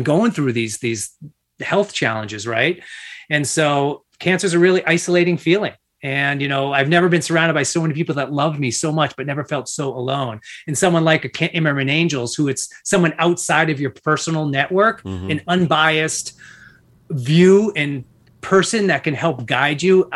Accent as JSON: {"language": "English", "region": "Massachusetts", "country": "United States", "tie": "born or raised there", "said": "born and raised in Massachusetts"}